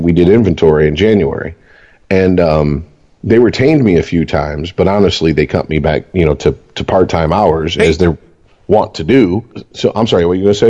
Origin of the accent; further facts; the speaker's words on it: Michigan, United States; we're from Michigan